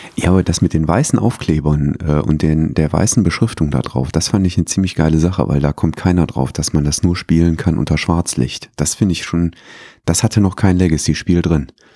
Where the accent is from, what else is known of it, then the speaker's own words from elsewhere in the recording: Herzogenrath, North Rhine-Westphalia, Germany; in meiner Heimatstadt